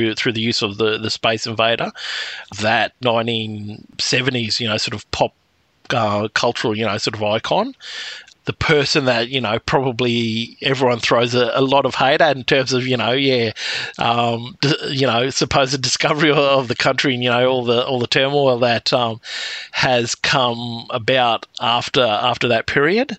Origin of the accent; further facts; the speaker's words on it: Thursday Island, Queensland, Australia; as a small child growing up in the Torres Straits